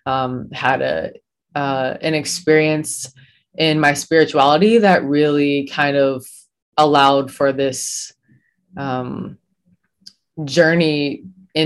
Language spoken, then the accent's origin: English; Bloomington, Illinois, United States; moved away as an adult; also born or lived in Ohio; I was born and raised in Bloomington, Illinois